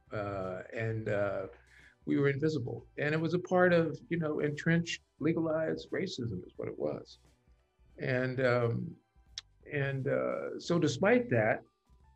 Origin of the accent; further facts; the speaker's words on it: Wichita, Kansas, United States; moved away; also born or lived in Pacific Northwest / Boston; I grew up in Kansas, a foreign country for most folks